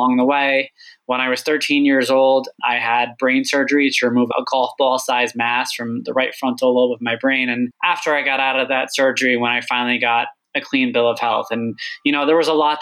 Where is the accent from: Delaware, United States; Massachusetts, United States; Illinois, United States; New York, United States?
New York, United States; Long Island; also born or lived in Egypt / California; growing up on Long Island, a lot of my friends' parents worked in banking.